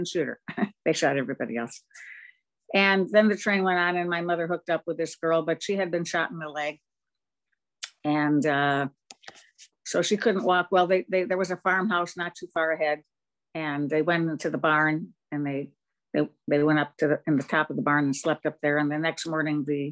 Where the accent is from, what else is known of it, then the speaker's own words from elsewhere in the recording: Munich, Bavaria, Germany; I was born in Munich after the war